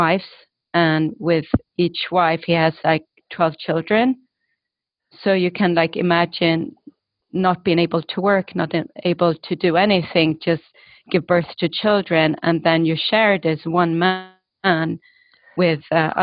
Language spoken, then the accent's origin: English; Stockholm, Stockholm County, Sweden; moved away; I grew up in Stockholm. My parents were refugees, but from Estonia.